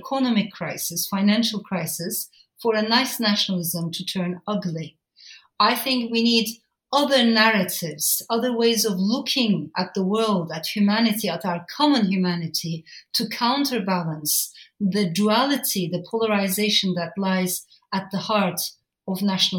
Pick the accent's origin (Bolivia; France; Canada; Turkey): France; Strasbourg, Grand Est; I was born in France, in Strasbourg. And the first house that I grew up in was very different. It was full of immigrants, you know, liberal students, talking about revolution, social change, social justice.